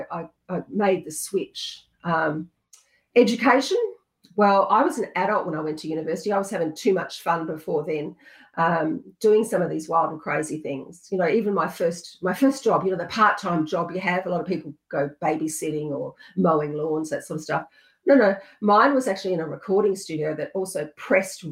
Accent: South Australia, Australia; also born or lived in country Victoria; We moved to South Australia when I was about

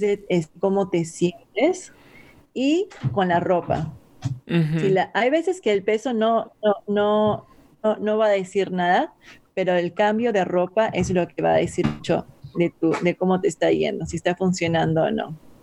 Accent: Peru; moved away; yo soy de Perú y yo he sido criada con papa y arroz mezclado

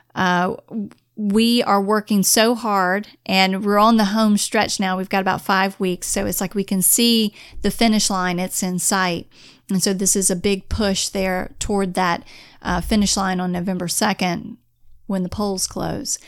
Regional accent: Onslow County, North Carolina, United States; now in Virginia, United States; I always reply with Onslow County. That's where I grew up

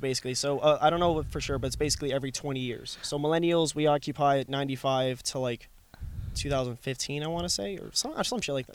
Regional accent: Florida, United States; moved away as an adult; also born or lived in Edmonton, Alberta, Canada; that's where I spent 12 years. So if you think about it, like I'm 27 years old, 12 years there. I think I spent the largest chunk there.

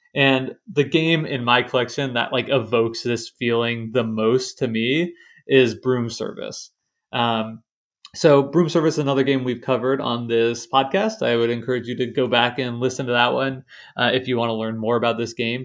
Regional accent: Lawrence, Kansas, United States; I grew up in Lawrence, Kansas, which is like home of the Kansas Jayhawks

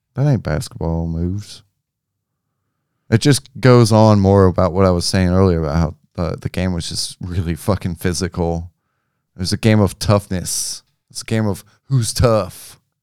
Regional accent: Memphis, Tennessee, United States; I'm from Memphis

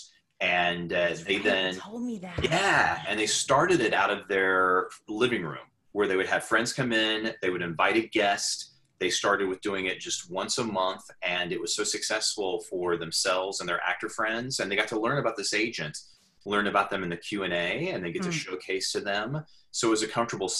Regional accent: Oklahoma, United States; moved away as an adult; now in New York City, United States; I grew up in Oklahoma

